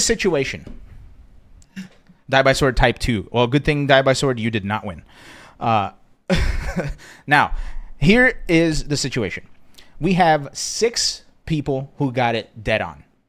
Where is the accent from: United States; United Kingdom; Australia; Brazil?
Brazil; moved away; I grew up in Brazil